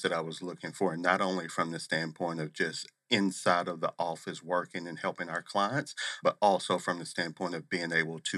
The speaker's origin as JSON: {"language": "English", "town": "Little Rock", "region": "Arkansas", "country": "United States", "tie": "born or raised there", "also_born_or_lived": "Missouri", "moved": "as an adult", "lives_now": "Arizona, United States", "said": "Born and raised in Little Rock, Arkansas"}